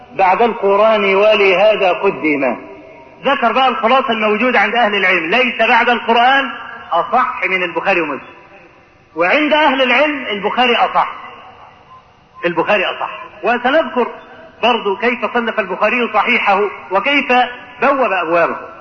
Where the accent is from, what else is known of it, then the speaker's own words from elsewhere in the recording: Egypt; عندنا في مصر هنا